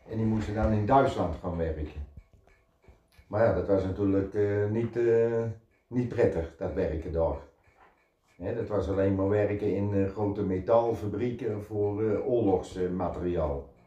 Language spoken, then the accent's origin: Dutch; Netherlands; Nee. Ik ben echt een Hollander.